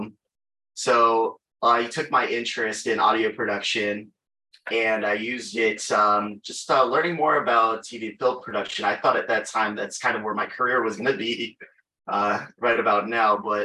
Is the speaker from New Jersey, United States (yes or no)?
no; Chicago, Illinois, United States; I'm from Chicago, Illinois, born and raised